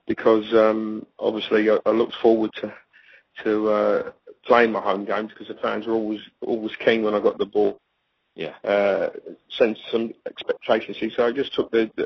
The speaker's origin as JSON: {"language": "English", "region": "London", "country": "United Kingdom", "tie": "born or raised there", "said": "I'm growing up in the East End of London"}